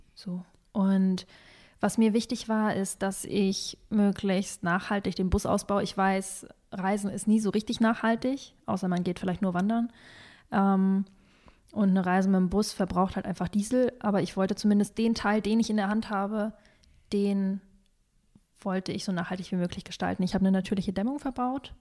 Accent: Northern Germany, Germany; moved away; also born or lived in Kazakhstan; was habe ich da gelebt? 18, nein, 15 Jahre

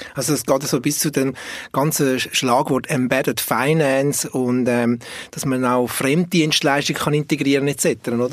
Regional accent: Switzerland; als Schweizer Bünzli

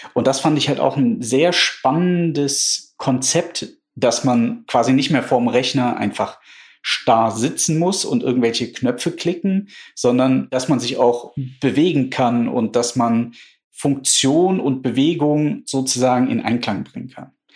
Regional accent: Germany; wir als Deutsche

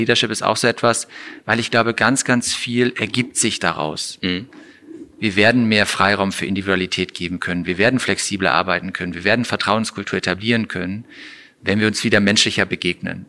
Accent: Gummersbach, North Rhine-Westphalia, Germany; moved away as an adult; also born or lived in Frankfurt; now in Cologne, Germany; Heimat insofern in Gummersbach aufgewachsen

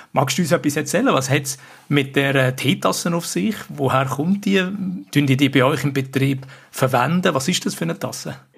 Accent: Switzerland; bei uns in der Schweiz

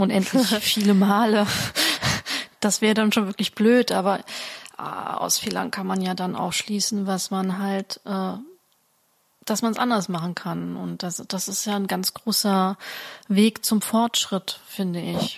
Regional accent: Germany; bei uns in Deutschland

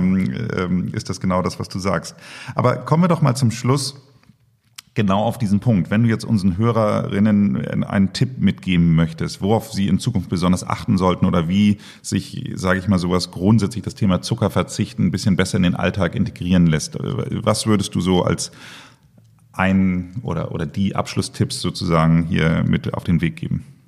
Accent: Germany; als Deutscher

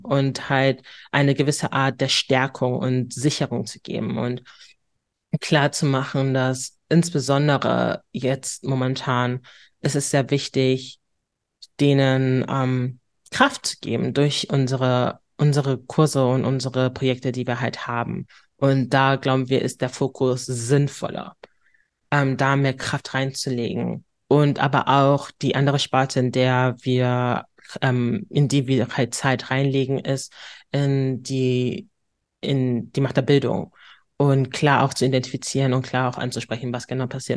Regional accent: Hamburg, Germany; accent: northern German; ich bin Hamburgerin durch und durch

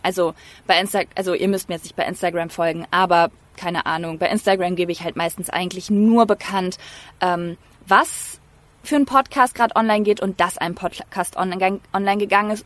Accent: North Rhine-Westphalia, Germany; accent: East Westphalian; Ich komme nämlich aus Ostwestfalen, da sagt man 14. 14.

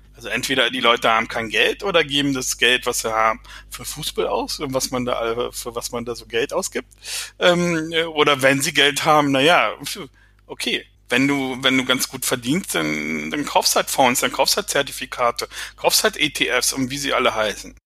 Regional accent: Berlin, Germany; moved away; sage ich als Berliner

